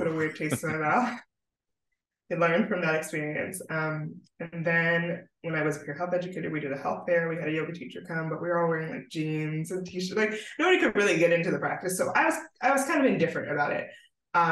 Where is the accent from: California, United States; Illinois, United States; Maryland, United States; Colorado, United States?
Maryland, United States; Baltimore; moved away as an adult; now in San Diego, United States; So I'm from Baltimore, Maryland. I'm an East Coast girl. I was born and raised there